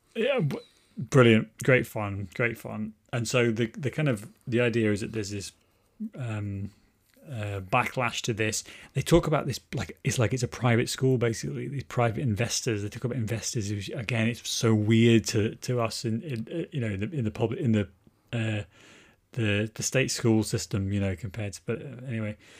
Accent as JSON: {"language": "English", "region": "Wales", "country": "United Kingdom", "tie": "born or raised there", "said": "I grew up in Wales"}